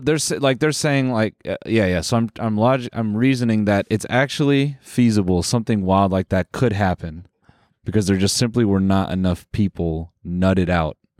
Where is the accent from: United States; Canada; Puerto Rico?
Canada; we're Canadian.